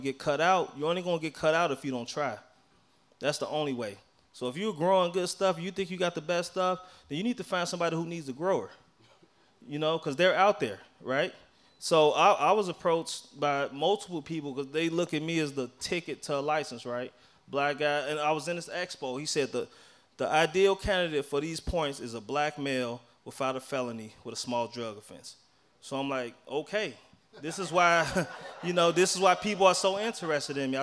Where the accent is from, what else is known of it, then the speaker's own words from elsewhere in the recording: Chicago, Illinois, United States; moved away; I grew up in Chicago, on the west side of Chicago